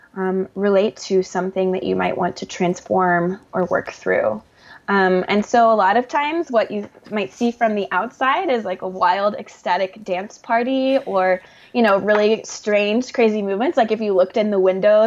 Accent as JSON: {"language": "English", "region": "the South", "country": "United States", "said": "a Southerner"}